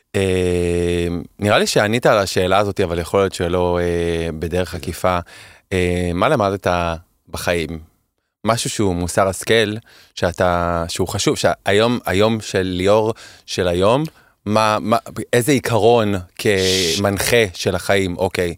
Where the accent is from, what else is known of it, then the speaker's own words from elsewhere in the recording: Holon, Tel Aviv District, Israel; also born or lived in Kerem HaTeimanim, Tel Aviv; now in Tel Aviv, Israel; אני גדלתי בחולון